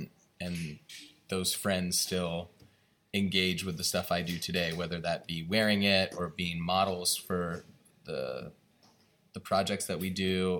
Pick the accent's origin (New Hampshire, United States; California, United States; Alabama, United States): California, United States; moved away as an adult; also born or lived in New York; now in Italy; I wasn't born in California, but I grew up in California